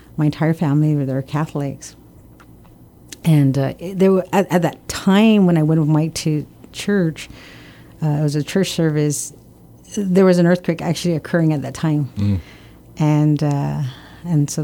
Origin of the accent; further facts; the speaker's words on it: Guam; also born or lived in Oregon / Hawaii; I was born and raised here in Guam in 1966